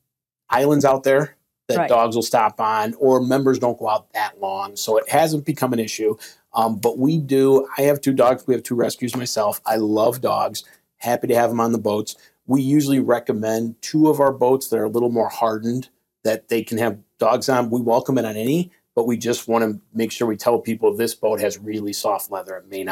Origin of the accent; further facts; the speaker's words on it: Midwest, United States; I come from the Midwest where most lakes are about 100 acres.